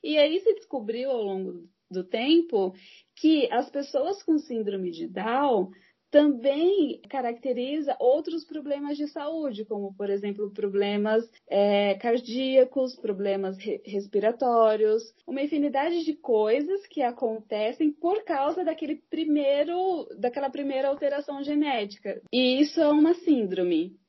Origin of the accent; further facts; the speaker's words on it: Santo André, São Paulo, Brazil; Sou de São Paulo, Santo André, São Paulo